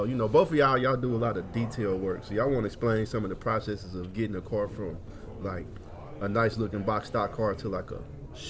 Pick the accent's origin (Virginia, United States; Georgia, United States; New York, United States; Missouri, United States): Missouri, United States; Kansas City; I'm from Kansas City, so not too far.